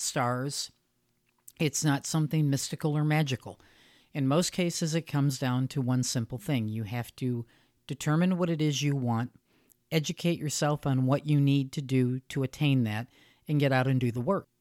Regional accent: United States; I'm American and that's where I live

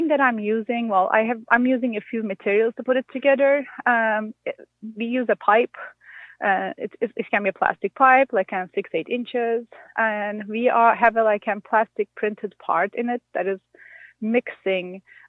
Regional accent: Turkey; moved away as an adult; now in Minnesota, United States; I'm not from Minnesota. I'm from Turkey. And I moved to Minnesota for my job at MSU

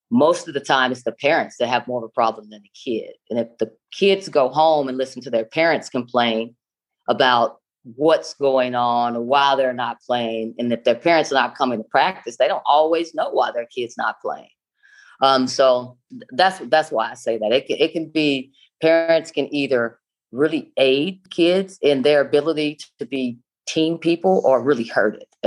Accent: Stringtown, Oklahoma, United States; I grew up in a small town in Oklahoma, about a population of 400, called Stringtown, Oklahoma.

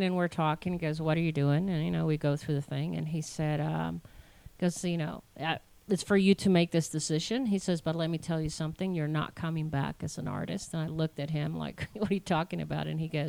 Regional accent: Connecticut, United States; also born or lived in Washington, D.C. / Virginia / Costa Rica; I was raised in mainly, Connecticut area, Virginia, and then also lived in Costa Rica 13 years and on.

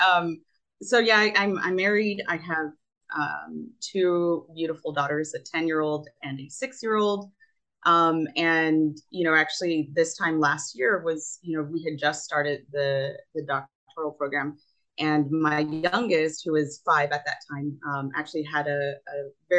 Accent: Rio Grande Valley, South Texas, United States; also born or lived in New Haven, Connecticut; I grew up in South Texas, and I went to college, studied architecture at Yale, then came back home to the Rio Grande Valley here in South Texas

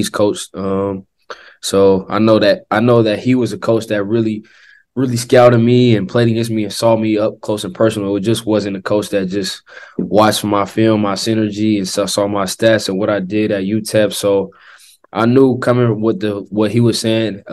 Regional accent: Oakland, California, United States; moved away as an adult; growing up on the West Coast, growing up in the Bay Area

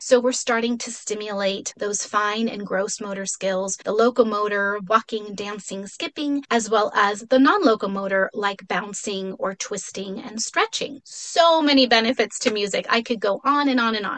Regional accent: Mexico City, Mexico; first language Spanish; English is a second language; now in San Diego, United States; I'm originally from Mexico City, so Spanish is my first language

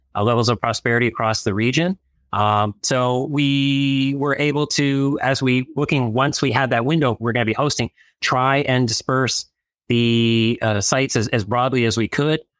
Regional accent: Chicago, Illinois, United States; now in Washington, D.C., United States; my home state of, of Illinois

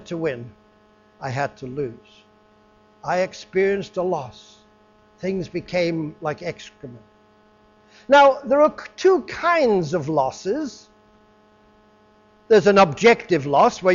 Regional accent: England, United Kingdom; moved away; I was raised in England, and I used to meet people when I was back in England for 10 years or so, some years back

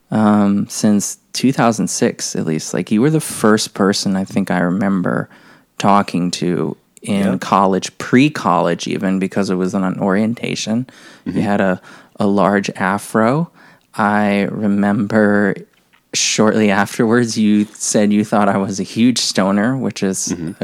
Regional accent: Maryland, United States; moved away; my home state of Maryland

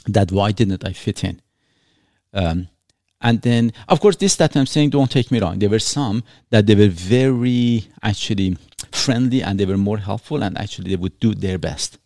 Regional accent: Iran; English is a second language; now in Canada; I was born in Iran

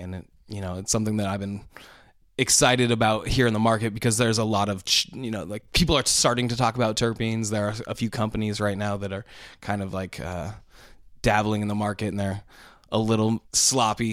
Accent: Vancouver, Washington, United States; I'm from Vancouver, Washington, right across the river in Port, from Portland, Oregon

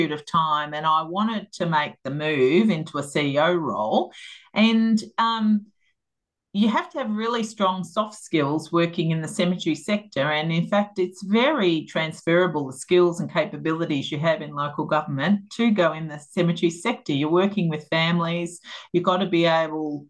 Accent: Melbourne, Victoria, Australia; I grew up out in North Clayton and had, you know, long cherished that area of Melbourne

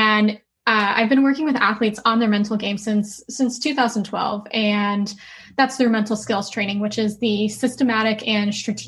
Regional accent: Ohio, United States; I'm originally from Ohio, which, you know, it's Midwest, it's super flat

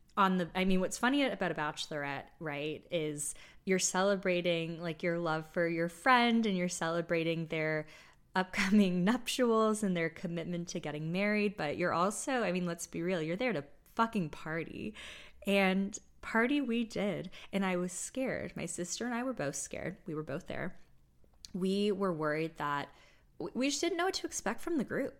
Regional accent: United States; also born or lived in Toronto; my sister and I grew up in the States primarily

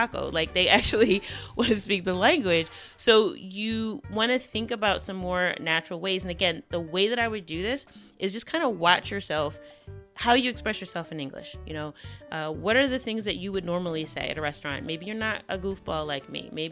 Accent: United States; accent: American; my American accent

